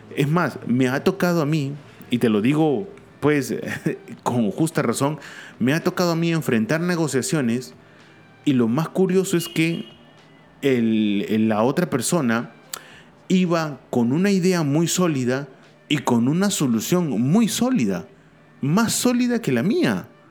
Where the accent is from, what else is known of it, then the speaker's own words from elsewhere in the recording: Peru; mi país, Perú.